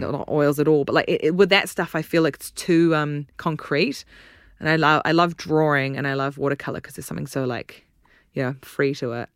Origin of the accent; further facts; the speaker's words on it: New Zealand; accent: New Zealand; now in United Kingdom; You can tell I'm from New Zealand from my accent